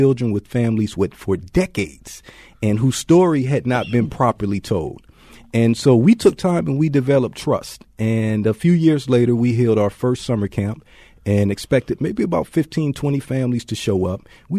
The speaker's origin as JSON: {"language": "English", "town": "East Cleveland", "region": "Ohio", "country": "United States", "tie": "born or raised there", "moved": "as an adult", "lives_now": "Baltimore, United States", "said": "my upbringing growing up in East Cleveland, Ohio"}